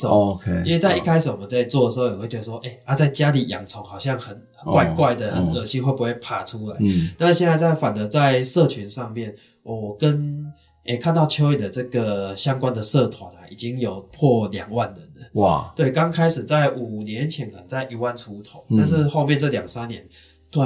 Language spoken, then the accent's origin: Chinese; Chiayi, Taiwan; 那负因为我是嘉义人，所以那时候是负责嘉义区域的